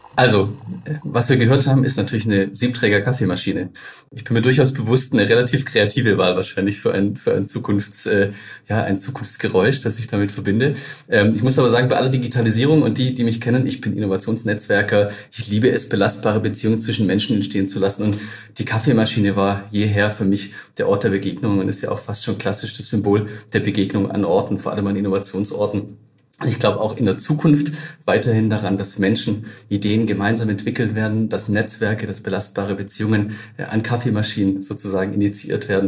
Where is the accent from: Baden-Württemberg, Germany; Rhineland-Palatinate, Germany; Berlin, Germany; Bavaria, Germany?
Baden-Württemberg, Germany; Tübingen; ich als wirklich Ur-Baden-Württemberger, geboren in Tübingen